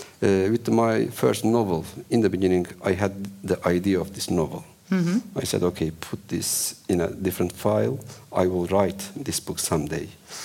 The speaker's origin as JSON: {"language": "English", "region": "Ankara", "country": "Turkey", "tie": "born or raised there", "said": "Ankara is the capital city of Turkey. It's my hometown, I can say. With the population of 5 million, we cannot compete with Istanbul."}